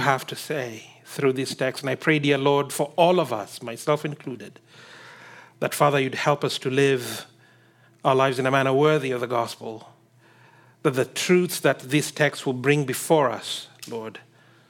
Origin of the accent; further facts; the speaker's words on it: Kenya; I come from Kenya, and where I come from, people like being said hi